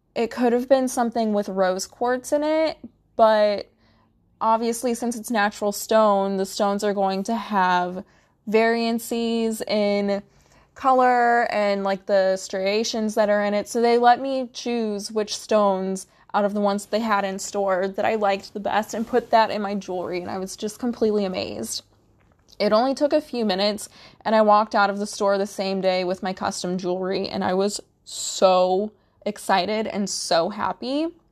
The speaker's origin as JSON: {"language": "English", "region": "Midwest", "country": "United States", "said": "I'm from the Midwest"}